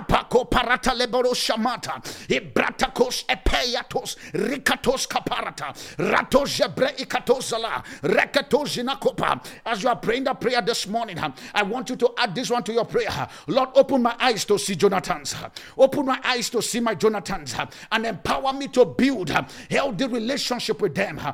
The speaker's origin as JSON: {"language": "English", "country": "Nigeria", "moved": "yes", "lives_now": "South Africa", "said": "As a Nigerian guy"}